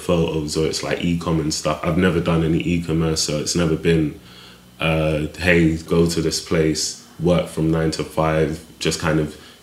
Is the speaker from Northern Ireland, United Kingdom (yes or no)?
no; London, United Kingdom; also born or lived in Clapham; I grew up in Brixton, South London, born in Clapham, kind of stayed around the area.